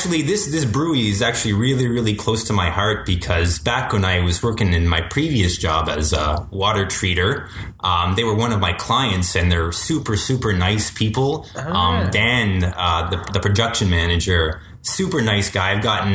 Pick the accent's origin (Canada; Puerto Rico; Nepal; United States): Canada; Timmins, Ontario; moved away as an adult; now in Nepean, Canada; I am from a little city known as Timmins, Ontario. It's about 8 hours northwest of here.